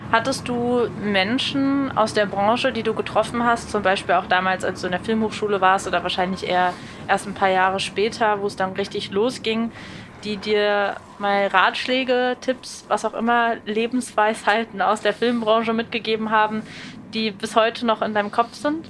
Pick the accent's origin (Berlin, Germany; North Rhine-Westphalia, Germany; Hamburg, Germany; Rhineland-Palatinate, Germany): Berlin, Germany; ich bin Berlinerin